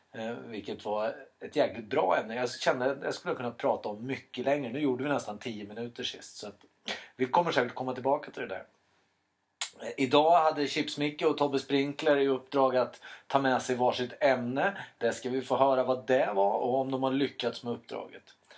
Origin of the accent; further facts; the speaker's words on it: Sweden; i Elstaberg där jag växte upp